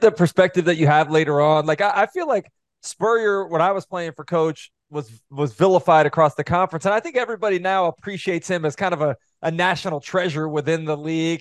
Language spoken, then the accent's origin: English; Gainesville, Florida, United States; I grew up in Gainesville. My parents were both Florida grads.